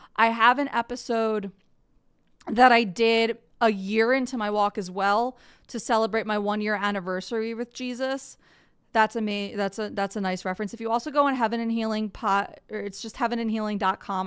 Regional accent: outside of Philadelphia, Pennsylvania, United States; now in Tennessee, United States; I live in Tennessee, but I am from outside of Philadelphia, Pennsylvania.

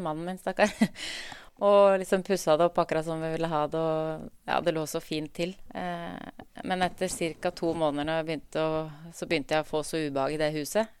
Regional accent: Drammen, Buskerud, Norway; i oppveksten så vokste jeg opp på Åsia i Drammen

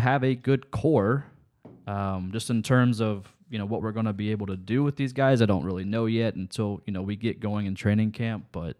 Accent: Lancaster, Ohio, United States; I'm from Fairfield County, out Lancaster, Ohio. Okay, that's where I grew up at.

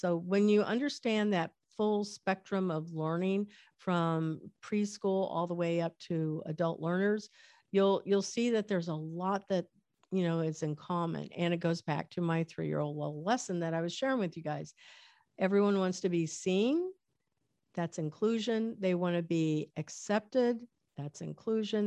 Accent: Medicine Lodge, Kansas, United States; I was born in Kansas in a little town called Medicine Lodge, Kansas

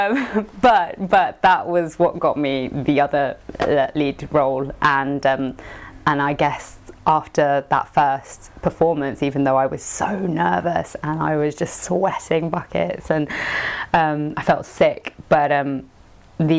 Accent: London, United Kingdom; also born or lived in Colombia; I grew up in like Brixton, okay. In London.

